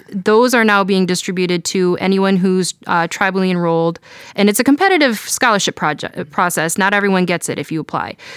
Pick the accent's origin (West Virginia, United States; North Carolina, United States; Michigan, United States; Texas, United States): Michigan, United States; Detroit; now in Cleveland, United States; I grew up in Detroit